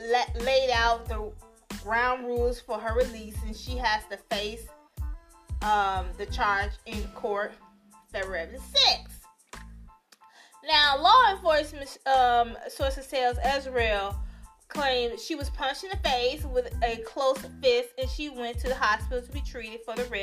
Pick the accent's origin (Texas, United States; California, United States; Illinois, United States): Illinois, United States; Chicago; now, if you don't know, I'm from Chicago, right? I live in Chicago as well.